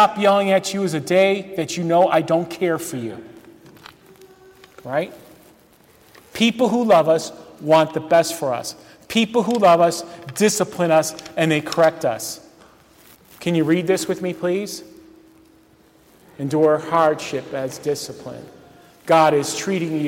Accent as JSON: {"language": "English", "town": "Euclid", "region": "Ohio", "country": "United States", "tie": "born or raised there", "said": "I grew up in Euclid, Ohio, and Euclid is right on the shores of Lake Erie"}